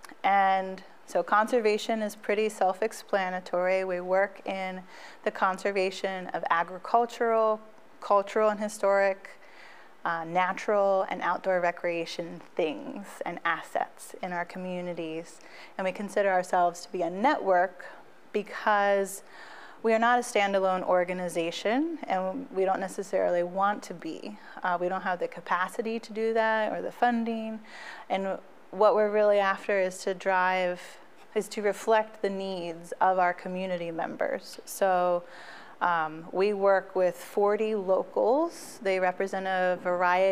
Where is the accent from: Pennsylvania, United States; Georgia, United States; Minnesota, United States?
Pennsylvania, United States; Biglerville; also born or lived in Franklin County, Pennsylvania; I grew up in Biglerville. I had moved there in the 90s from Franklin County. So I'm from throughout the region.